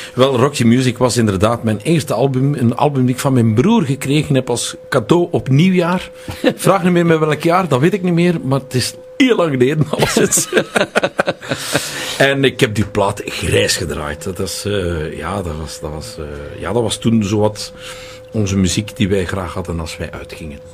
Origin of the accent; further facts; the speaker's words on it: Tielrode, Flanders, Belgium; in Tielrode, waar ik opgegroeid ben.